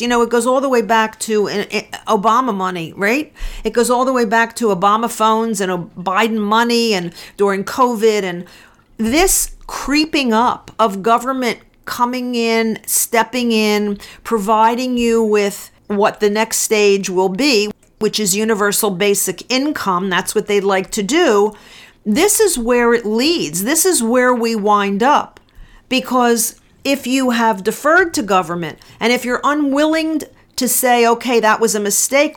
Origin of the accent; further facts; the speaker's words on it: United States; I'm an American